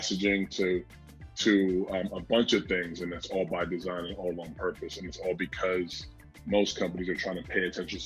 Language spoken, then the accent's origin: English; New York, United States; I'm from New York